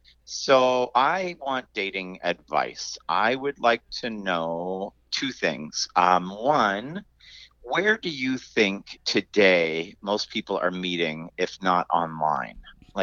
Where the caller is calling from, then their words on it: La Cañada Flintridge, California, United States; I'm calling from La Cañada.